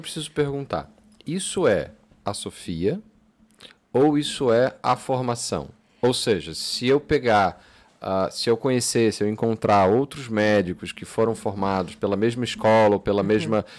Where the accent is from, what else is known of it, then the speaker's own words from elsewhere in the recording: Brazil; moved away as an adult; now in Portugal; eu cresci no Brasil, eu cresci com, com certas coisas que eram muito claras